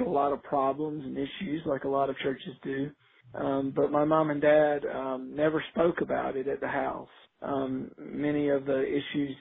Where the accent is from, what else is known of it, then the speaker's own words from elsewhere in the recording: Outer Banks of North Carolina, United States; now in Lynchburg, United States; I grew up on the Outer Banks of North Carolina.